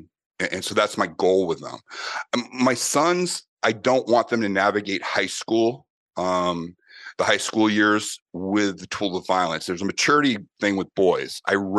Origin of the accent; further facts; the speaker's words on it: Boston, Massachusetts, United States; And then also growing up in Boston with Irish, with an Irish family that is very big on combat sports